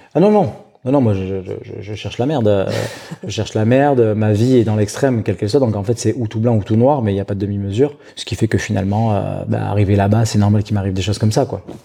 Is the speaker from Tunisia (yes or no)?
no; Bordeaux region, Nouvelle-Aquitaine, France; now in Biarritz, France; je suis natif de la région bordelaise. Euh, j'ai passé une partie de mon enfance euh, euh, pas très loin, dans ces eaux-là.